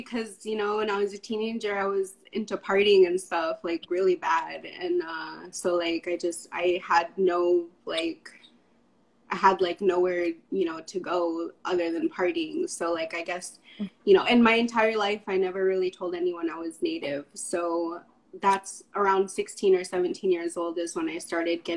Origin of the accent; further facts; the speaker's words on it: Kodiak, Alaska, United States; now in Anchorage, United States; I'm originally from Kodiak Island.